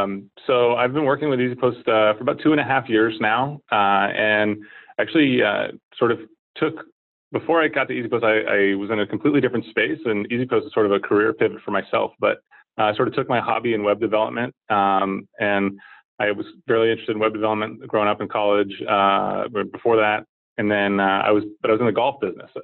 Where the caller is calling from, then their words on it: San Francisco, California, United States; Just downtown in the financial district in San Francisco here at our offices.